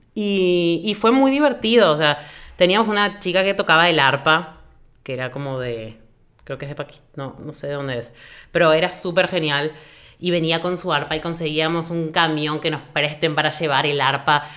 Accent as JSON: {"language": "Spanish", "region": "Buenos Aires", "country": "Argentina", "moved": "yes", "lives_now": "Asunción, Paraguay", "said": "Vivo en Asunción actualmente, soy de Buenos Aires, Argentina"}